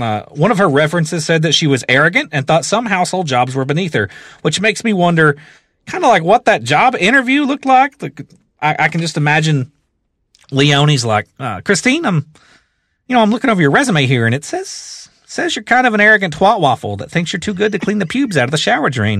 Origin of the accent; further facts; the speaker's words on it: the South, United States; I am from the South